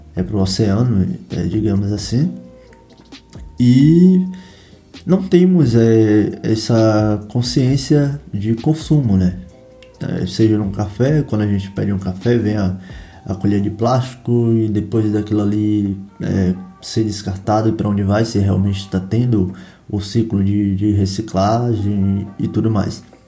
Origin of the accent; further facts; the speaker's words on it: Bahia, Brazil; eu que sou da Bahia